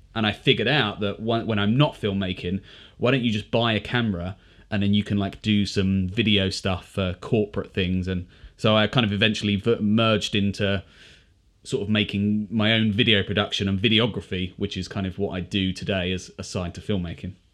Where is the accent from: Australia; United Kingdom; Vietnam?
United Kingdom; as British people